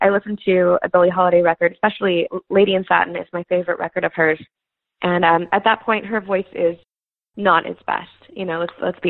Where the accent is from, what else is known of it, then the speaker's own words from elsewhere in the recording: Houston, Texas, United States; I'm from Houston, yeah. So I grew up going to Astros games